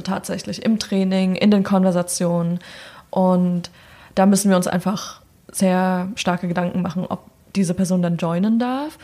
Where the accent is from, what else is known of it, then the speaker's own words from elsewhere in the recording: Germany; also born or lived in New York; now in Berlin, Germany; Deutsche sein in Deutschland